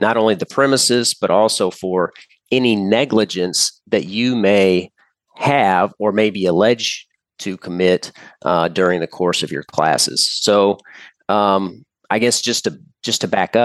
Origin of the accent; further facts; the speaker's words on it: Indiana, United States; I'm from Indiana